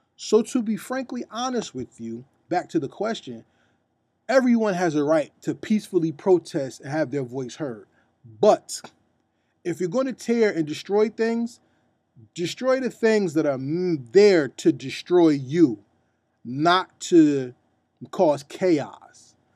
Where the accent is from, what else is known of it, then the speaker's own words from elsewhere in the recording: New Jersey, United States; I'm from New Jersey